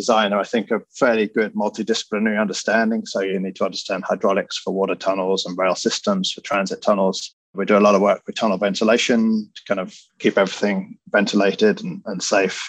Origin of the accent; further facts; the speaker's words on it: United Kingdom; moved away as an adult; now in New York, United States; As you can probably tell by my accent, I grew up in the UK, but I've been working in the US over 20 years now.